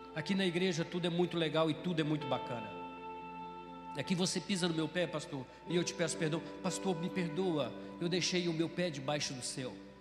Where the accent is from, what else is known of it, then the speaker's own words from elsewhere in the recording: Brazil; moved away as an adult; now in Ceará, Brazil; eu sou do Mato Grosso, Mato Grosso do Sul